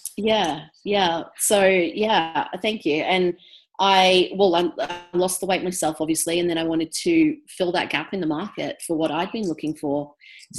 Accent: Brisbane, Queensland, Australia; also born or lived in England; I was born in England, moved to Brisbane when I was four. And um, so, yeah, lived in Brisbane most of my life

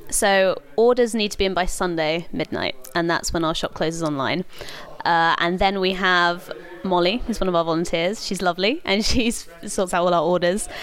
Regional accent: London, United Kingdom; moved away as an adult; now in Oxford, United Kingdom; I grew up in London

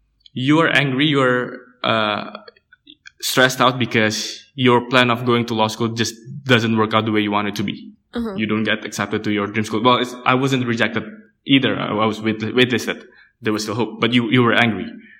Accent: Jakarta, Indonesia; Yeah, it's Jakarta. Yeah. But coming back from college from South Korea and then seeing that Jakarta hasn't changed.

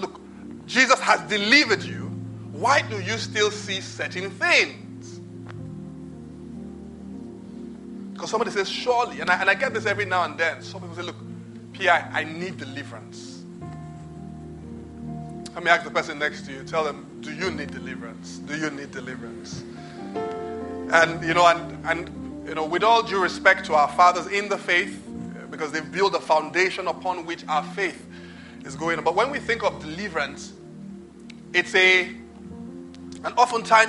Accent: Nigeria; I'm Nigerian

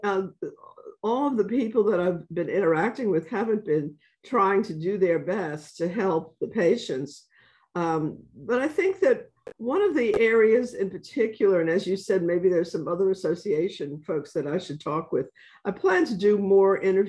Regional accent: New York City, New York, United States; I'm from the South. And then I pause, and then I say, Bronx

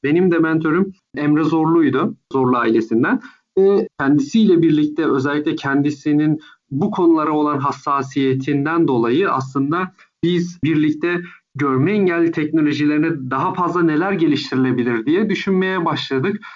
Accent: Istanbul, Turkey; also born or lived in Ankara / United States; Ankara'da doğdum ve sonrasında İstanbul'da Körler Okulu'nda ilkokulla başladım

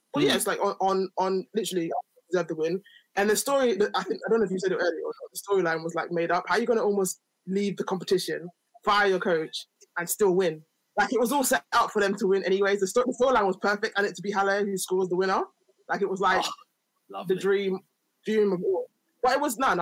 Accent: Nigeria; I'm Nigerian

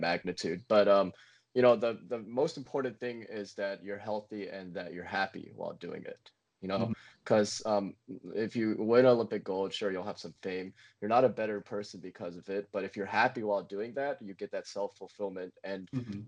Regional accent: Montgomery, Alabama, United States; Montgomery, my hometown in Alabama

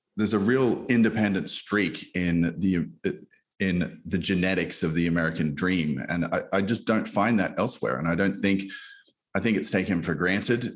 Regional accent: Australia; moved away as an adult; now in United States; I come from Australia. Your listeners can probably hear my my accent

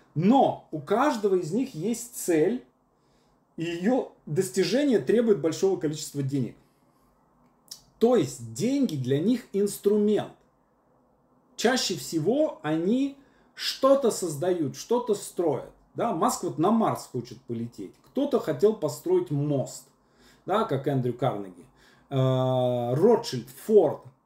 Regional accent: Syamzha, Vologda Oblast, Russia; moved away as an adult; also born or lived in Moscow; я парень из Сямжи с образованием Вологодский государственный педагогический университет

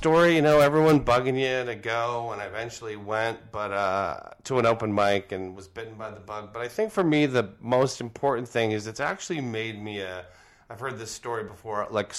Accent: Toronto, Ontario, Canada; moved away as an adult; also born or lived in Whistler, British Columbia; I was originally from Toronto. I grew up there for 19 years.

